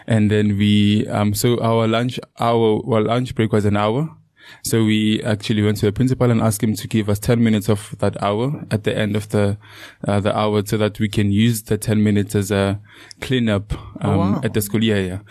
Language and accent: English; Leandra, Mpumalanga, South Africa; now in Secunda, South Africa; My story starts in Leandra. That's where I grew up, and that's where I attended high school and primary.